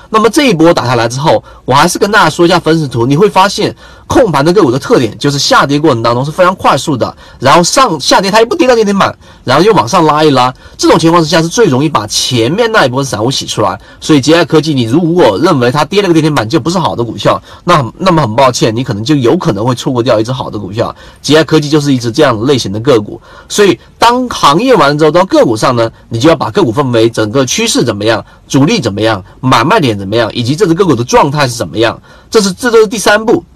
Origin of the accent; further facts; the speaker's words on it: China; 我们中国人